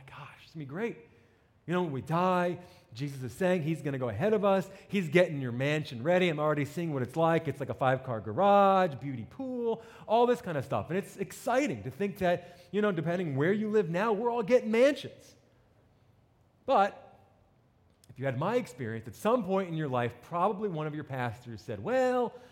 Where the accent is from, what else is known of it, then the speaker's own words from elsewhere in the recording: New Jersey, United States; accent: New Jersey; moved away; I grew up in New Jersey